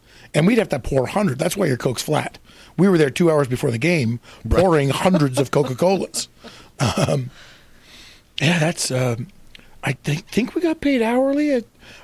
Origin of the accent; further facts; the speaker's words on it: Canada; Well, see, and I'm from Canada too. So it's a whole different situation in Canada.